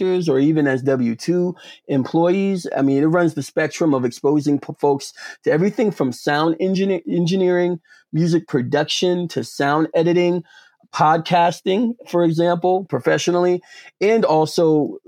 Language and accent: English; Atlanta, Georgia, United States; moved away as an adult; now in Cambridge, United States; I'm originally from Atlanta, Georgia